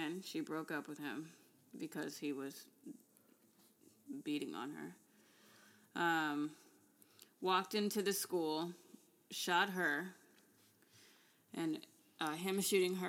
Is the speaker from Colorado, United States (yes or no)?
yes; Denver, Colorado, United States; I am from Denver, Colorado